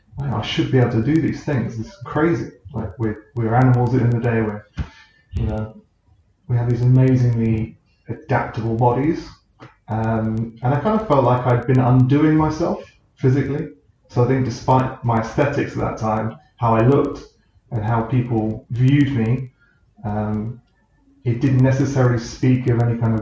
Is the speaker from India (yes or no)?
no; New Forest, South East England, United Kingdom; Growing up in the New Forest, I was outside all the time